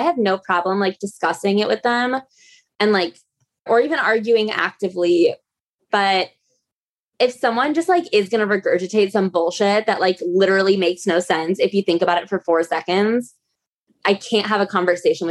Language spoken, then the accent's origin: English; outside Chicago, Illinois, United States; now in New York, United States; I'm like from the Midwest, but I'm from like outside Chicago